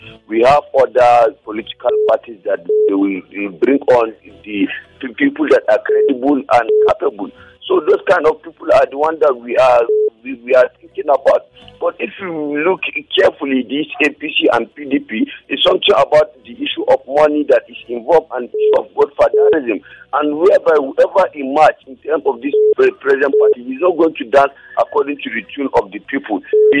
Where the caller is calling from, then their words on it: Chichi and Chi Junction, Nigeria; I'm calling from Chichi and Chi Junction.